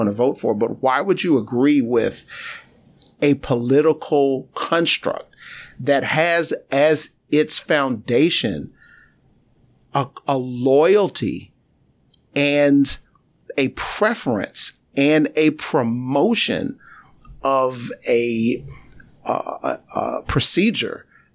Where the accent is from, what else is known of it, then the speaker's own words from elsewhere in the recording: New York City, New York, United States; I'm a native New Yorker. I was born in Brooklyn, New York, East New York, the community within Brooklyn.